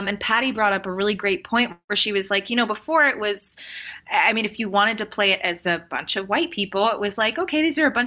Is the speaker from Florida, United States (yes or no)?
no; Orange County, California, United States; I grew up in Orange County